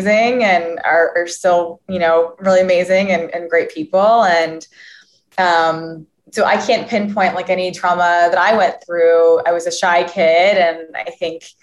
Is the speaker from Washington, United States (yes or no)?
no; Valparaiso, Indiana, United States; also born or lived in Torrance, California; I grew up in Valparaiso, Indiana, and was just raised there until I went off to college